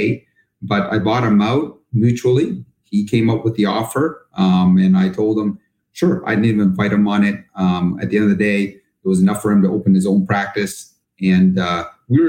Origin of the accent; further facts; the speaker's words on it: Canada; moved away as an adult; now in United States; I'm actually originally from Canada